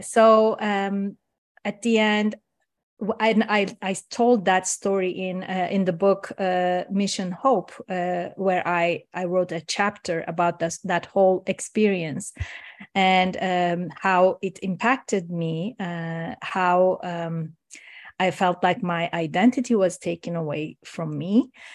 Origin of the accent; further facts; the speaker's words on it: Istanbul, Turkey; first language Turkish; English is a second language; moved away as an adult; now in Canada; I'm originally from Turkey, Istanbul. I was born in Istanbul